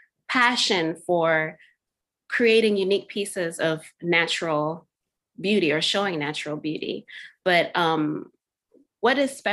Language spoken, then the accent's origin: English; Zimbabwe; growing up in Zimbabwe